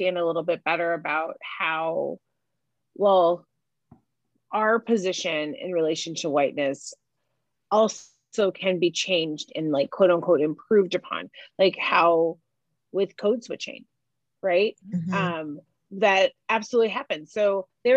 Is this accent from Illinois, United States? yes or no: yes; Chicago, Illinois, United States; accent: North Side of Chicago; I talk like I'm from the North Side of Chicago